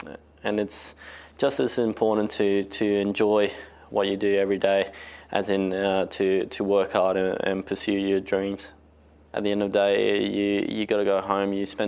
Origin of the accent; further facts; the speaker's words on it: Australia; now in Spain; I was born in Australia. When I was five, we moved to Spain for 8 years and we came back to Australia for another 3 years and now we've been back in Spain.